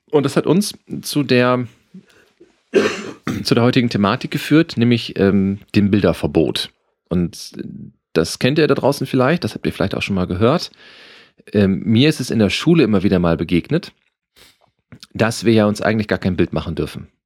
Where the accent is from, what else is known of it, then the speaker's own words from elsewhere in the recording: Lower Saxony, Germany; In, in meiner Heimat wurde es, also es gibt eine ich würde sagen, eine Karnevalshochburg in Niedersachsen und das ist Damme.